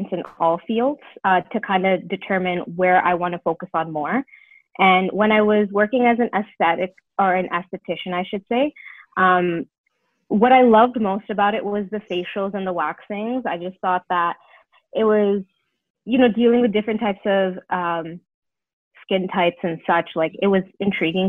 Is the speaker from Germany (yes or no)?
no; Brampton, Ontario, Canada; also born or lived in Toronto, Ontario; I moved to Brampton, Ontario, and I grew up there